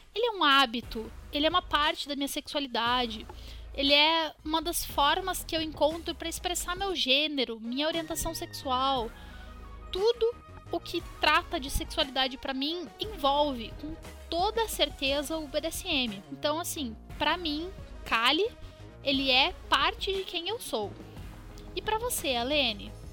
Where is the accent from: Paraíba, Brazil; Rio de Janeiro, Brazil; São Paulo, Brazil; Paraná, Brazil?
Paraná, Brazil; Curitiba; Eu sou de Curitiba, Paraná